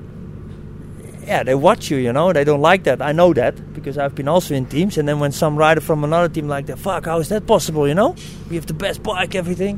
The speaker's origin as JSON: {"language": "English", "town": "Amsterdam", "region": "North Holland", "country": "Netherlands", "said": "I'm from Amsterdam"}